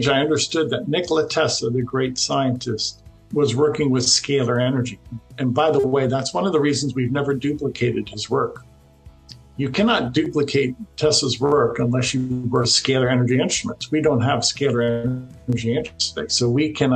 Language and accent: English; Florida, United States; I'm from Florida.